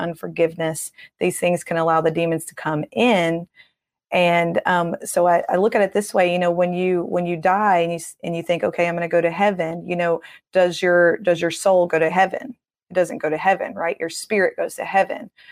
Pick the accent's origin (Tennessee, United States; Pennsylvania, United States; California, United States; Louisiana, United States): Tennessee, United States; I'm from Tennessee